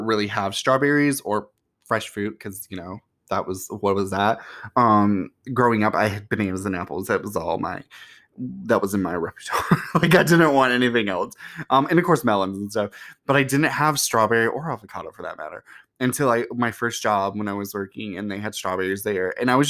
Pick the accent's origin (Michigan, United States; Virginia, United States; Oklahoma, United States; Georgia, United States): Georgia, United States; And plus, I grew up in Georgia sometimes.